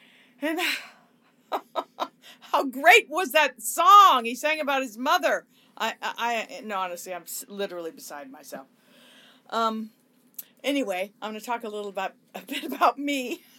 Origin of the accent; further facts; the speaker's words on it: Hollywood, California, United States; That's about my liaisons with rock stars and just growing up in Hollywood and the Sunset Strip and all my deep thoughts and diary entries and everything.